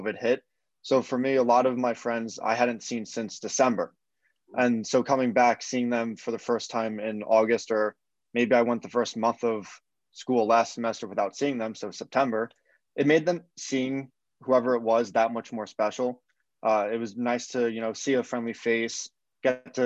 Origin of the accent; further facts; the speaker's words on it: Massapequa, New York, United States; I'm from Massapequa, New York, which is on Long Island.